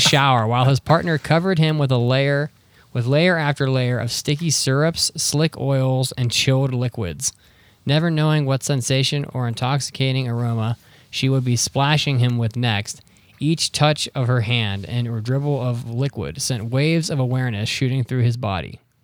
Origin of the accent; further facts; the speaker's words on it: northern West Virginia, United States; I'm from North West Virginia.